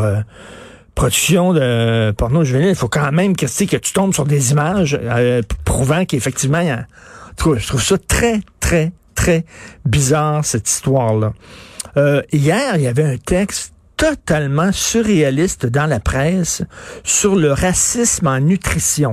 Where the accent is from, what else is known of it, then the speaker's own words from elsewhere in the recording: Quebec, Canada; je suis un Québécois de souche